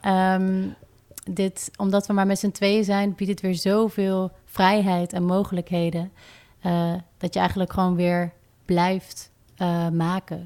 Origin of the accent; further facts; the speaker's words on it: Rotterdam, South Holland, Netherlands; ik kom uit Rotterdam en ik schrijf muziek